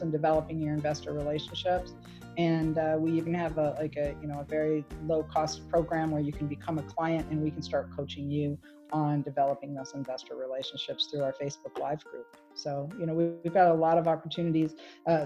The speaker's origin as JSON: {"language": "English", "region": "Michigan", "country": "United States", "moved": "yes", "said": "I came from Michigan"}